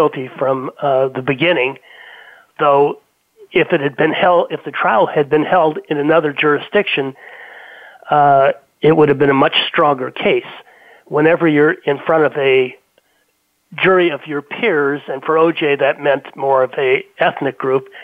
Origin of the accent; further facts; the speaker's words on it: Los Angeles, California, United States; also born or lived in Beverly Hills / Bighorn, California; I grew up in Brentwood, a couple blocks from OJ's house